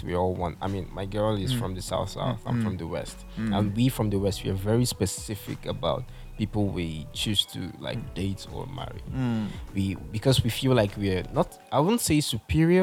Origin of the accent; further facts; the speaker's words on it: Ogun State, Nigeria; I'm from Ogun states